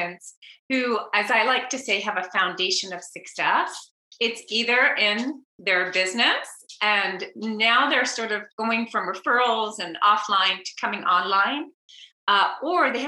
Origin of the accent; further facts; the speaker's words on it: Montreal, Quebec, Canada; accent: Canadian; now in San Diego, United States; if you hear a little Canadian accent, I grew up in Montreal.